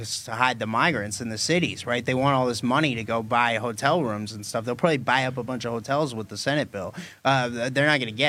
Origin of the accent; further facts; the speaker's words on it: Massachusetts, United States; moved away; I was in Massachusetts, my home state, this summer for a couple weeks